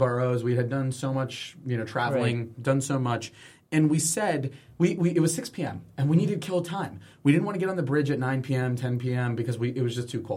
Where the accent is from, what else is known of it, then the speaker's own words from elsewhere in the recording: Miami, Florida, United States; I'm from Miami, 305 to my city.